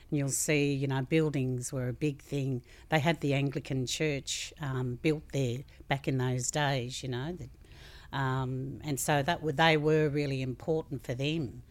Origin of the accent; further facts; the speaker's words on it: Australia; as an Australian community